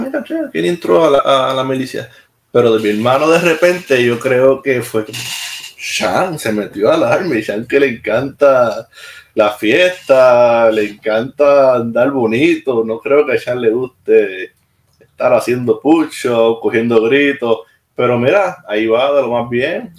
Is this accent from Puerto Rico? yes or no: yes; Puerto Rico; accent: Puerto Rican; moved away as an adult; also born or lived in Maryland, United States; now in Mons, Belgium; Tengo mi acento y me gusta que me, que tener mi acento, de verdad que sí me gusta tener mi acento y, no me avergüenza y lo digo siempre. ¿Dónde tú eres? de Puerto Rico.